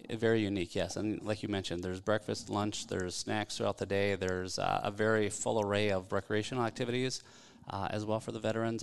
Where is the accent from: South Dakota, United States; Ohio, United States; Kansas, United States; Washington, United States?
South Dakota, United States; now in Minneapolis, United States; growing up in South Dakota, small town guy